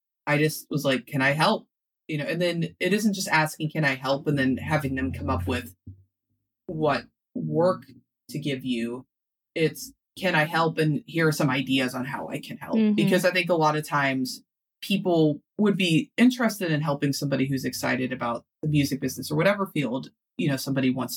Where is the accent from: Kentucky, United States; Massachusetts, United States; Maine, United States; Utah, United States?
Kentucky, United States; Louisville; I'm from Louisville, Kentucky